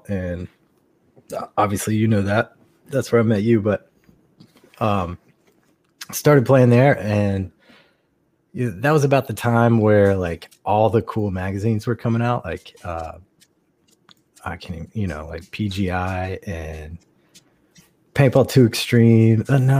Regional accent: Huntington, West Virginia, United States; born there; now in North Carolina, United States; Right, I was born in Huntington, West Virginia, and I don't like to tell people that, so I just say North Carolina.

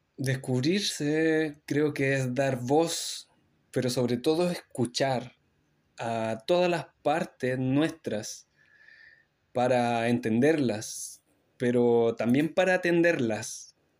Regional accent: Chile; now in Montreal, Canada; vengo de Chile

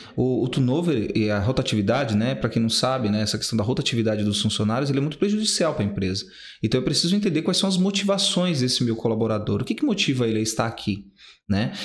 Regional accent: Guarulhos, São Paulo, Brazil; also born or lived in Recife, Pernambuco; eu cresci do Pimentas, né? Eu sou nordestino, nasci em Pernambuco

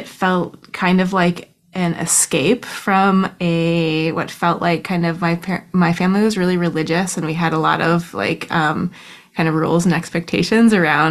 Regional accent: Soldotna, Alaska, United States; now in Anchorage, United States; In Soldotna. Soldotna is like a little town that's a couple hours south of Anchorage.

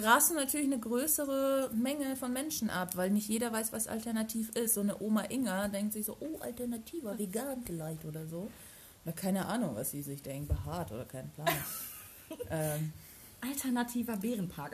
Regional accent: Germany; Ich bin froh, in Deutschland geboren zu sein

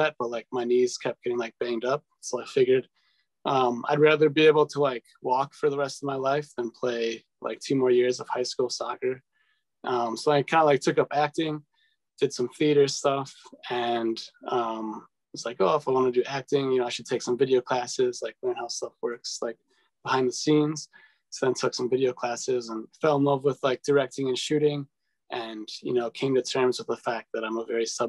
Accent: Waukesha, Wisconsin, United States; also born or lived in Milwaukee; I grew up in Waukesha, so not too far from here.

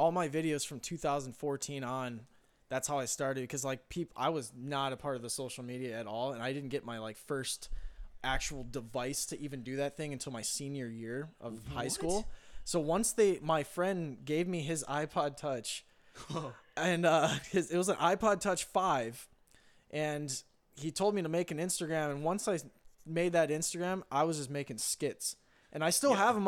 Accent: Wisconsin, United States; moved away; I'm from Wisconsin

